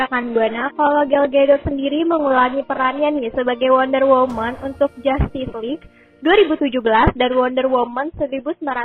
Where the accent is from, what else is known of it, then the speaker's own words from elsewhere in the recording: Tangerang, Banten, Indonesia; dari kota gue sama Vira yaitu kota Tangerang